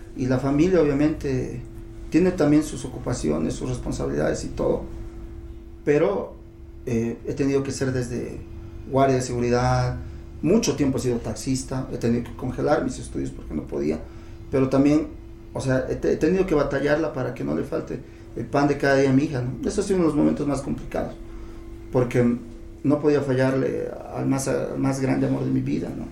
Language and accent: Spanish; La Paz, Bolivia; somos paseños, somos de Bolivia